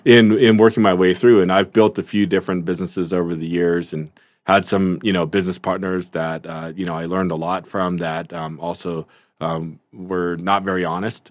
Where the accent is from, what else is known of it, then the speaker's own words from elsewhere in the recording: Seattle, Washington, United States; also born or lived in South Korea; grew up in the Seattle area